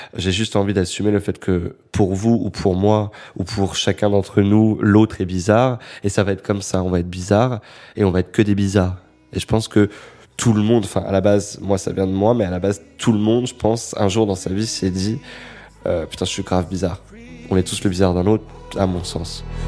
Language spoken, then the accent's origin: French; Créteil, Île-de-France, France; moved away; j'étais revenu à Créteil, là d'où je viens, euh, pour venir voir ma mère euh, qui habite toujours. Et j'habitais en face du centre commercial qui est Créteil-Soleil, qui était toute mon enfance